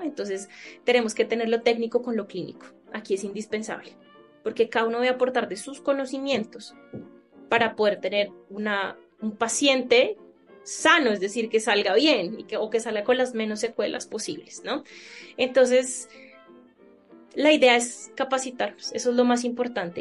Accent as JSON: {"language": "Spanish", "country": "Colombia", "said": "yo soy médica de Colombia"}